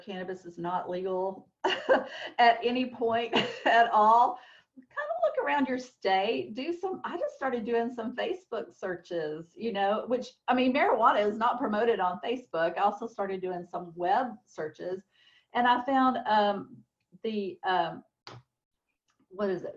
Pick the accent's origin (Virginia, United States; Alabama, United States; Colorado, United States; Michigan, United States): Alabama, United States; now in Texas, United States; I'm originally from Alabama, even though I've been in Texas like 29 years now